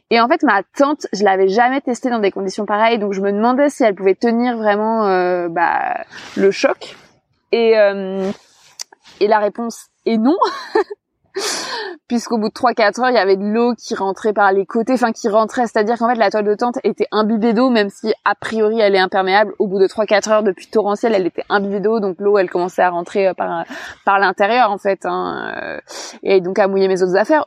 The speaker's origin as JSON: {"language": "French", "country": "France", "also_born_or_lived": "Cherbourg", "said": "blanche, française, mince"}